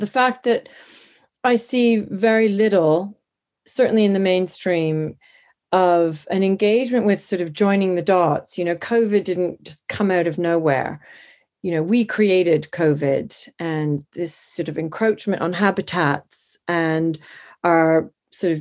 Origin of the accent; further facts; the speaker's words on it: Canada; moved away as an adult; also born or lived in Montana; now in London, United Kingdom; I was born in Canada, but I've lived in London, England, since my early 20s.